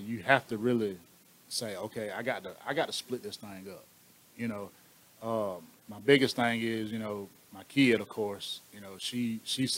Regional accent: LaGrange, Georgia, United States; also born or lived in West Point; I'm originally from LaGrange. I'm from Cannonville

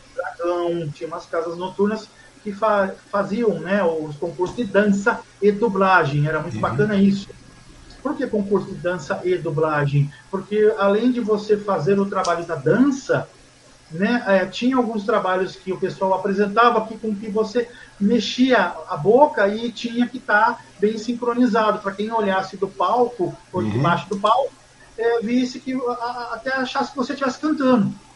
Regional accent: Mogi das Cruzes, São Paulo, Brazil; eu sou de Mogi, sou nascido e criado em Mogi.

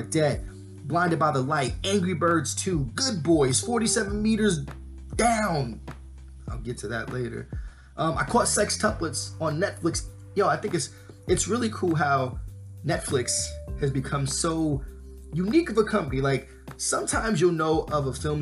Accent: New York, United States; Growing up in New York

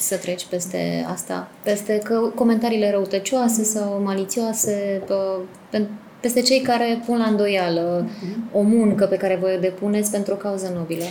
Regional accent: Târgu Mureș, Mureș County, Romania; mă simt ca acasă la Târgu Mureș

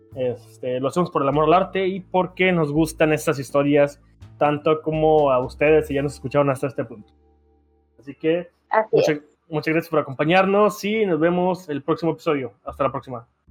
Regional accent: Tamaulipas, Mexico; somos de Tamaulipas

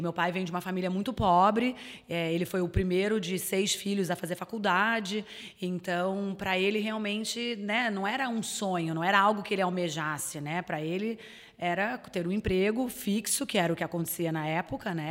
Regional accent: Rio de Janeiro, Brazil; moved away as an adult; now in Florianópolis, Brazil; eu sou carioca. É, eu moro em Santa Catarina, em Florianópolis, há 10 anos

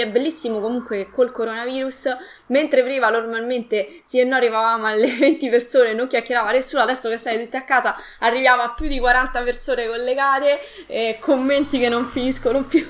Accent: Latina, Lazio, Italy; Io sono di Latina, al sud di Roma

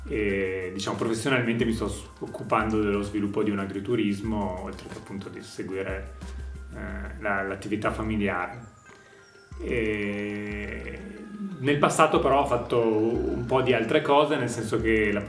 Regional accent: Valpolicella, Veneto, Italy; also born or lived in Verona; io sono un ragazzo di 33 anni, sono nato e cresciuto a Verona, nato a Verona e cresciuto in Valpolicella

